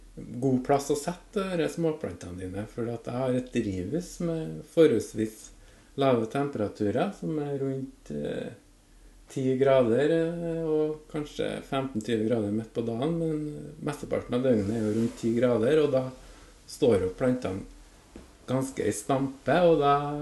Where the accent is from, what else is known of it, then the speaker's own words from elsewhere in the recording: Orkanger, Trøndelag, Norway; jeg kommer fra Orkanger